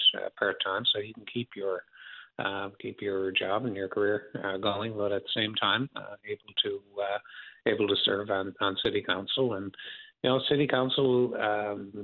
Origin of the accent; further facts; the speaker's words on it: St. John's, Newfoundland and Labrador, Canada; I'm from St. John's and grew up here.